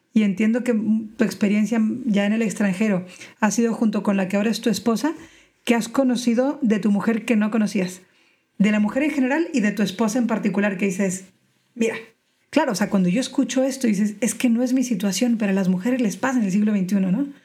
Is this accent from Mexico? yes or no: yes; Mexico; moved away as an adult; now in Spain; yo crecí en México, pero llevo 12 años en España